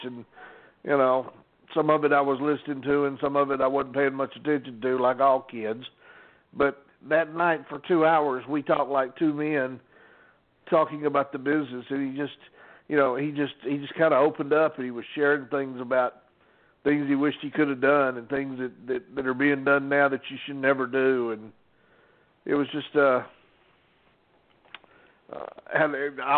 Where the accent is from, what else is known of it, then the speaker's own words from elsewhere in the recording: Atlanta, Georgia, United States; growing up in Atlanta